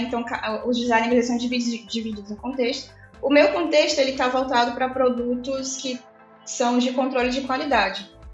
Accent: Fortaleza, Ceará, Brazil; Eu sou de Fortaleza, né? Não, não mencionei isso, mas eu sou de Fortaleza, moro em Fortaleza.

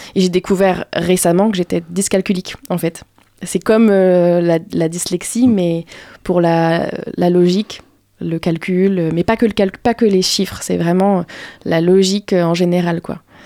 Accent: Paris, Île-de-France, France; now in Angers, France; moi c'est Paris. la capitale

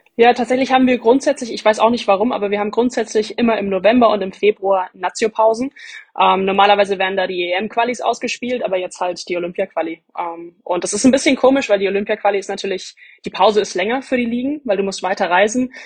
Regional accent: Bamberg, Bavaria, Germany; Ich komme aus Bamberg

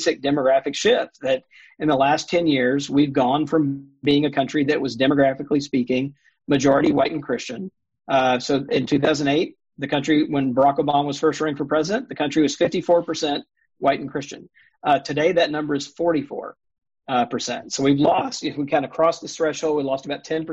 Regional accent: Mississippi, United States; I grew up in Mississippi.

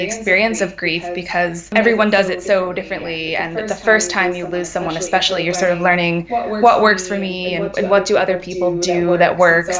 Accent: Cincinnati, Ohio, United States; moved away as an adult; now in Pittsburgh, United States; living in Cincinnati, which is my hometown

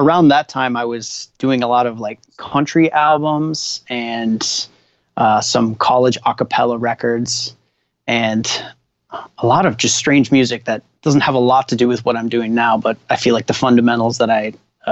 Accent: Minneapolis, Minnesota, United States; born or raised there; also born or lived in Winnipeg, Canada; now in Los Angeles, United States

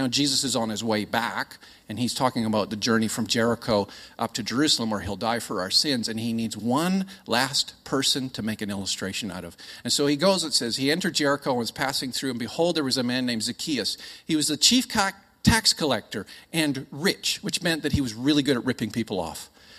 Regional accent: Australia; Now, I'm Aussie. I just sound Canadian.

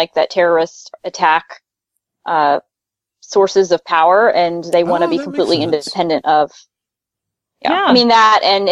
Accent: United States; We're fucking American.

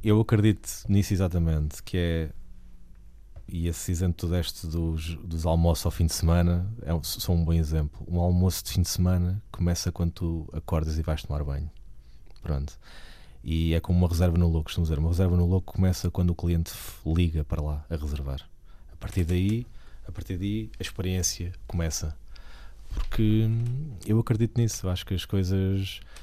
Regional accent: Portugal; nós ainda temos muitas regiões no país que têm identidade

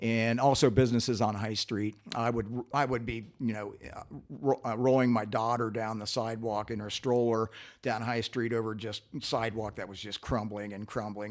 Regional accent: Columbus, Ohio, United States; also born or lived in North Linden, Columbus; I grew up on Clinton Heights between Calumet and Indianola

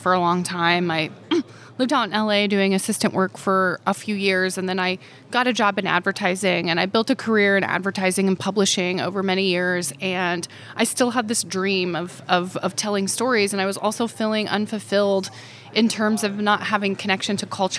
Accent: northeastern Oklahoma, United States; moved away; also born or lived in Stillwater, Oklahoma / Missouri; I grew up kind of on the border of northeastern Oklahoma and Missouri

